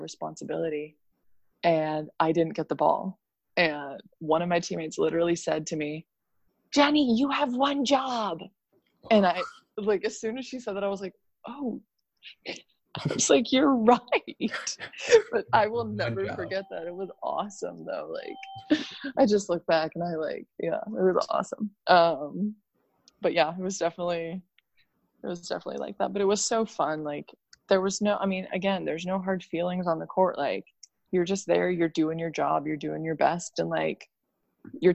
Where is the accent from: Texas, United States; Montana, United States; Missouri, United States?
Montana, United States; moved away as an adult; also born or lived in Finland; I grew up in Montana